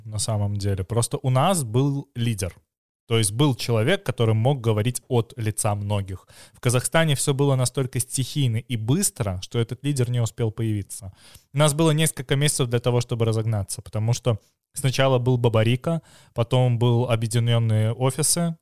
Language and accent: Russian; Belarus; я как типичный белорус